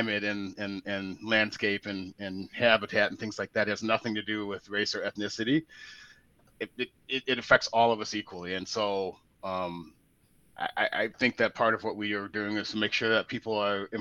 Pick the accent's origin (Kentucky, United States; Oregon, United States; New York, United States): Oregon, United States; Portland; moved away; I'm from Portland, Oregon originally